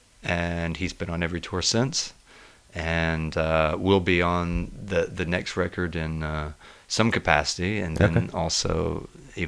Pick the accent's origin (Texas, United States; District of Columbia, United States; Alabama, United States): Alabama, United States; Muscle Shoals; I'm from Muscle Shoals, Alabama.